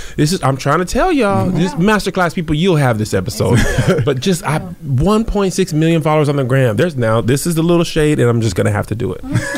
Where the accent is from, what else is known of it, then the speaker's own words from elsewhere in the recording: El Paso, Texas, United States; I'm from El Paso, but it's not really Texas, I know.